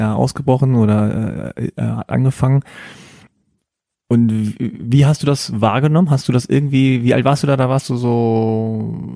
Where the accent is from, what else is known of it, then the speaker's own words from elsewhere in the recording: Hanover, Lower Saxony, Germany; ich bin in Hannover geboren.